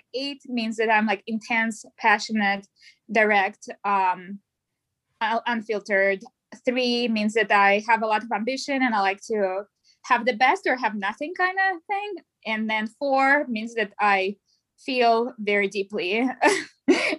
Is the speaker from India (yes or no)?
no; Russia; English is a second language; moved away as an adult; I am originally from Russia, as you can hear my accent. I moved in 2015